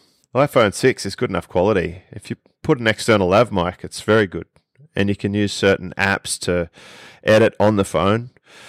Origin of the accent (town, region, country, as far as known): Australia; accent: Australian